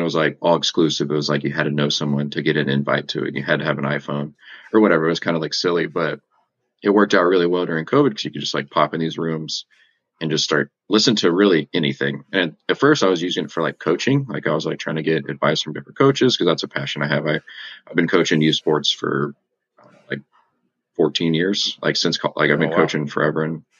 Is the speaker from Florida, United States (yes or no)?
no; Colorado, United States; also born or lived in Texas; I mean, I'm from Colorado, really. I was born in Texas, but I've kind of moved a lot in my life.